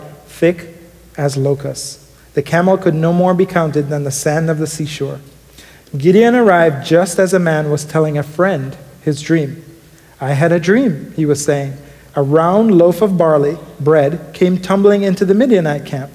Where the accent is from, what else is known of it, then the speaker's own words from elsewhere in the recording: Jamaica; moved away; growing up in Jamaica